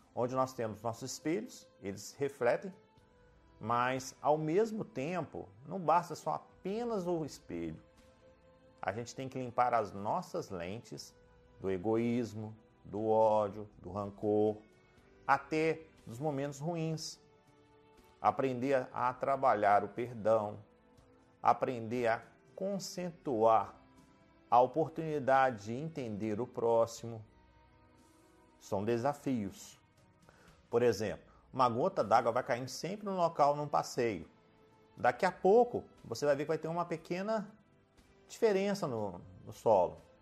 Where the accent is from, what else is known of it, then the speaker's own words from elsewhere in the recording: Minas Gerais, Brazil; Eu sou mineiro